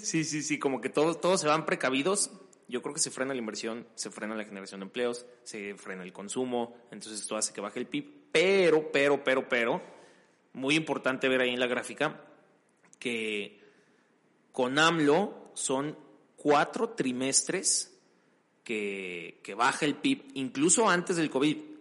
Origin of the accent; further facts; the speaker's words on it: Mexico; nosotros como mexicanos